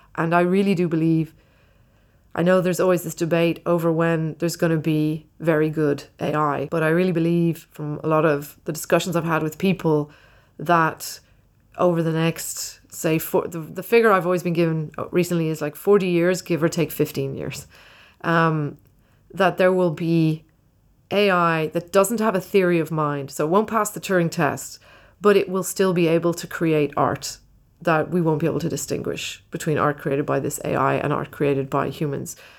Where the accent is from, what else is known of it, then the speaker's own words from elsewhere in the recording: Ireland; when I was growing up in Ireland, it was very poor.